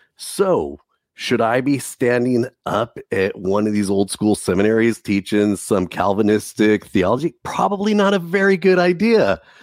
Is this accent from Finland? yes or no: no; Southern California, United States; Growing up in Southern California